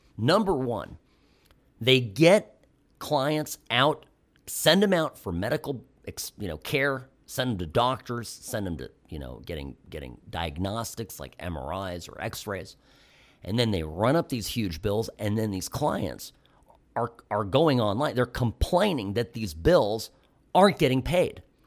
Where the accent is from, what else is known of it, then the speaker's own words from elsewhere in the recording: United States; as an American